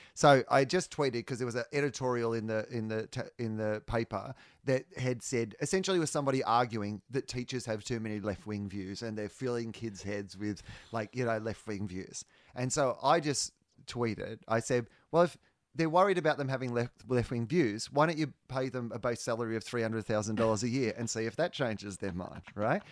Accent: Australia; Australian comedians can travel quite well, because we were raised both on the British and American

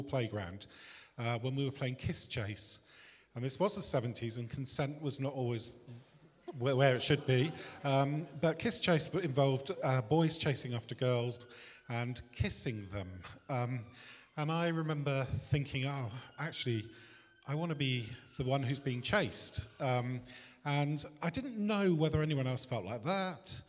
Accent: Bristol, South West England, United Kingdom; I was born in Bristol in a working class family just on the outskirts of Bristol.

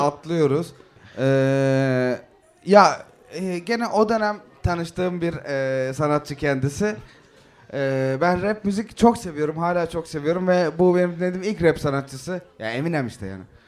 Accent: Izmir, Turkey; ben ortaokuldan liseye geçtiğimde e, Bostanlı'da Hatay'a taşındım. Yani Hatay, İzmir Hatay.

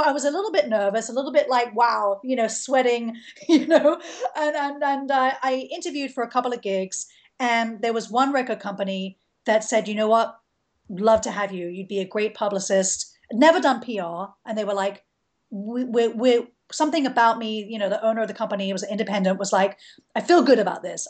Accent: London, United Kingdom; moved away as an adult; now in Atlanta, United States; I grew up in London.

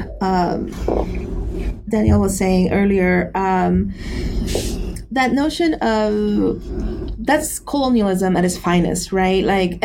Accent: New York City, New York, United States; as a Puerto Rican growing up in New York City and having this access and this memory of Puerto Rico

